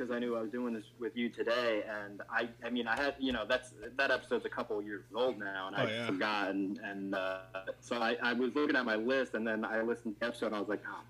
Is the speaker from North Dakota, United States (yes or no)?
no; New Jersey, United States; Oh yeah, I'm from New Jersey. We're all Italian.